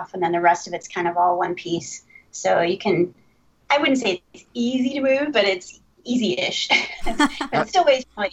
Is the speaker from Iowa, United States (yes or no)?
yes; Ames, Iowa, United States; I grew up in Ames, Iowa